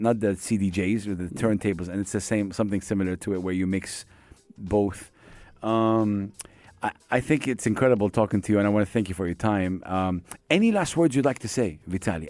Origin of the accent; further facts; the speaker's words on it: Jeddah, Makkah Province, Saudi Arabia; now in United Arab Emirates; my hometown, Jeddah